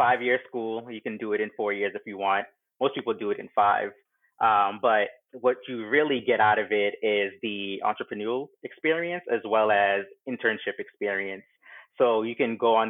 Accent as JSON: {"language": "English", "town": "Boston", "region": "Massachusetts", "country": "United States", "tie": "born or raised there", "also_born_or_lived": "Brockton, Massachusetts", "said": "I actually grew up in Charlestown, Mass. So not too far from Boston proper, and went to high school in Brockton, Mass. So definitely a Massachusetts native"}